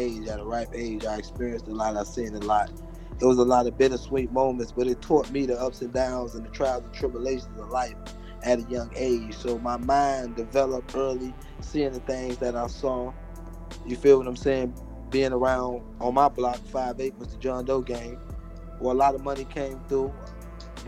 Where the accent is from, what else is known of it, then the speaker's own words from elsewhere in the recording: Miami, Florida, United States; I'm from Liberty City. I'm from Miami, Liberty City